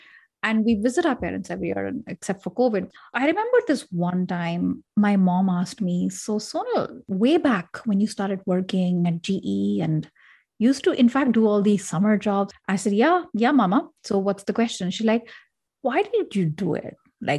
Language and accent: English; Delhi, India; I come from Delhi, and then you have big cities, and then you have rural culture, urban culture, etc. I come from a part of India where it's pretty modern.